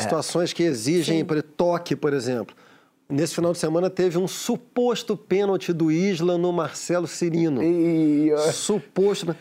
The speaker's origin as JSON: {"language": "Portuguese", "region": "Rio de Janeiro", "country": "Brazil", "tie": "born or raised there", "said": "Eu fui criado no, no Maracanã"}